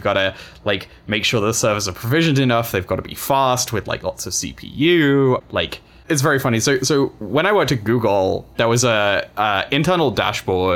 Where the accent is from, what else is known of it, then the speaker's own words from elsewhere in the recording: United Kingdom; being British and gay